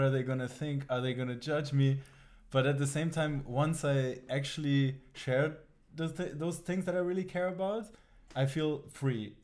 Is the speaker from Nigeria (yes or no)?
no; Germany; also born or lived in Tabriz, Iran; now in Amsterdam, Netherlands; the town I grew up in Germany